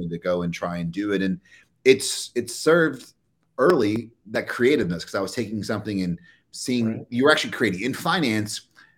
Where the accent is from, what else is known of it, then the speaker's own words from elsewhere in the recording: Kentucky, United States; even the way I speak now, I don't sound like I'm from Kentucky.